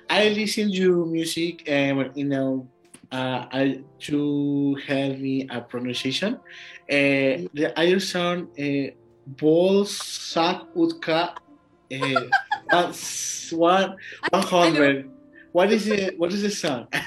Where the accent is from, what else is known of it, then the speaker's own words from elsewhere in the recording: Mexico; English is a second language; I'm from Mexico. My podcast